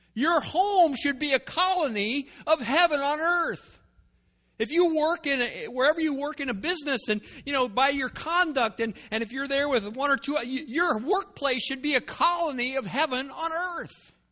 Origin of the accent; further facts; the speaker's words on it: United States; I was born in America. I've been raised in America